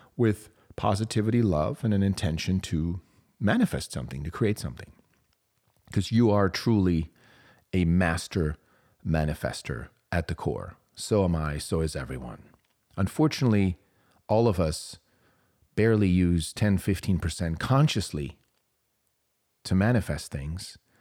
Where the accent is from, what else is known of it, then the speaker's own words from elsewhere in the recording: Switzerland; moved away; I grew up in Switzerland.